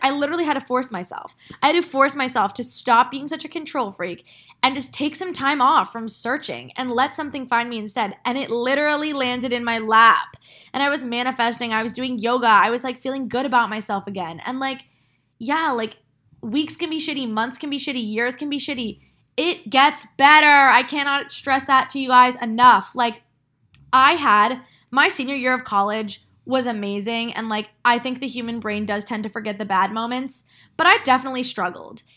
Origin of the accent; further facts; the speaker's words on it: New Jersey, United States; moved away as an adult; now in New York City, United States; my hometown